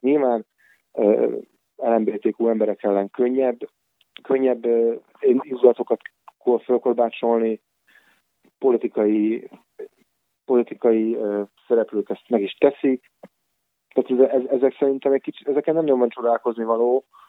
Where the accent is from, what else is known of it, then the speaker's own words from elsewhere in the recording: Budapest, Hungary; moved away as an adult; now in Pécs, Hungary; visszamentem Budapestre, mert onnan származom